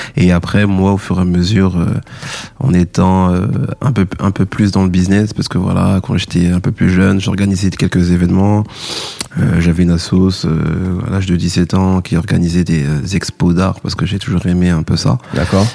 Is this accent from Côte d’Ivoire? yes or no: no; Paris, Île-de-France, France; je viens de Paris